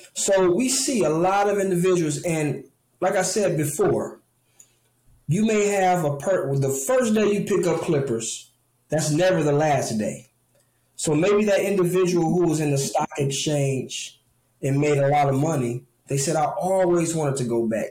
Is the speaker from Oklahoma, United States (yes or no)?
no; Detroit, Michigan, United States; Detroit is home, right? Um, Detroit is where my roots are